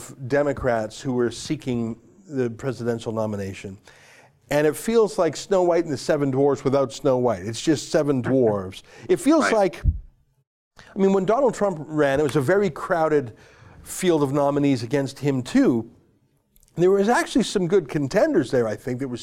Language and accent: English; Canada; I'm a Canadian